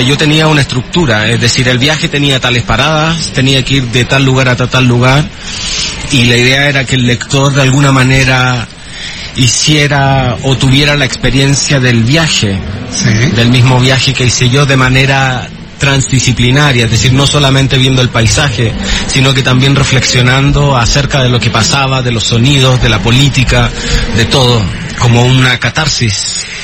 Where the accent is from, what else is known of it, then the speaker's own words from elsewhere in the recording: Chile; also born or lived in Madrid; now in Berlin, Germany; yo soy de Chile, vivo entre Berlín y Madrid